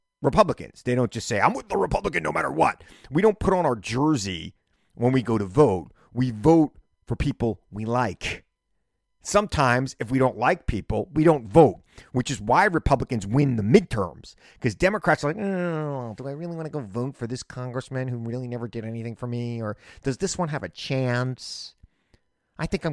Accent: Long Island, New York, United States; I'm from Long Island

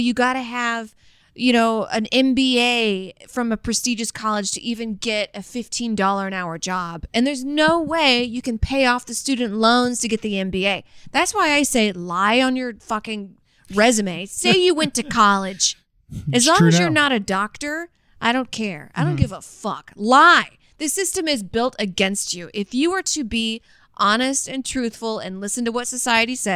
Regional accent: the South, United States; growing up in the South, like in the 90s

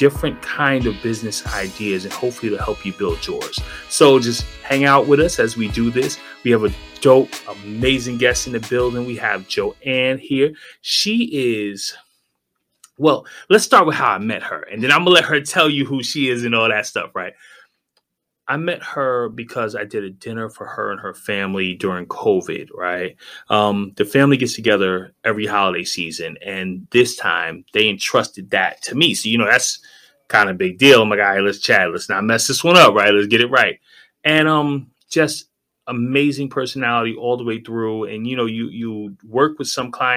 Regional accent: New York, United States; now in South Florida, United States; in New York, we ain't really rock with rice too much

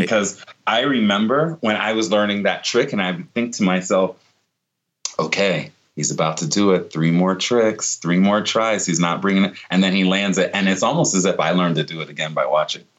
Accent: Virginia Beach, Virginia, United States; I grew up in Virginia Beach in, in Norfolk, Virginia area

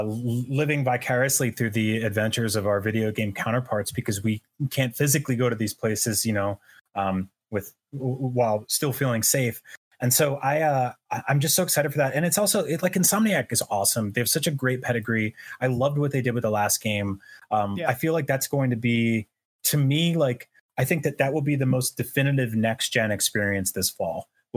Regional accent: New York City, New York, United States; I grew up like around New York City. I lived in New York City for several years.

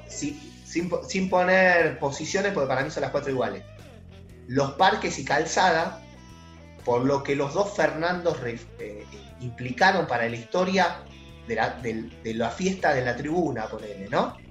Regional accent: Buenos Aires, Argentina; also born or lived in Congreso, Buenos Aires; de Floresta

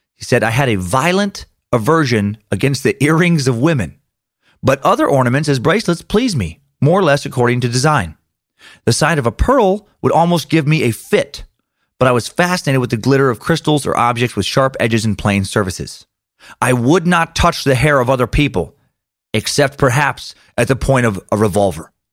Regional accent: Riggins, Idaho, United States; my hometown of Riggins

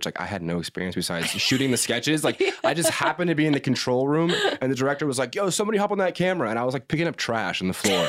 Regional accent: Los Angeles, California, United States; also born or lived in Chicago; I grew up in the Valley, LA Valley.

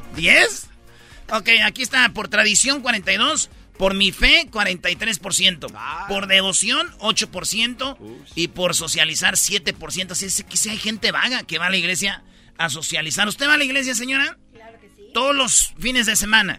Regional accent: Michoacán, Mexico; born or raised there; moved away

